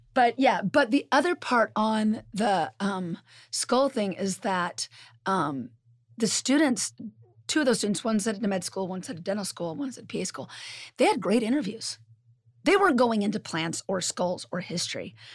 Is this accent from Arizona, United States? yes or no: no; California, United States; now in Midwest, United States; I'm originally from California